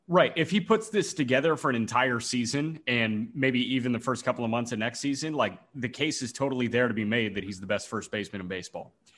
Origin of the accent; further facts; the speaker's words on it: Chicago, Illinois, United States; as a Chicagoan